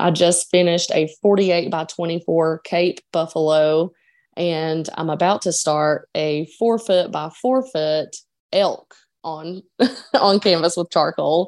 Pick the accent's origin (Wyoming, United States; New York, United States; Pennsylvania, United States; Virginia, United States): Virginia, United States; Dickenson County; moved away as an adult; now in Portland, United States; I grew up in a coal town, um, in Dickinson County, Virginia, near the Eastern Kentucky line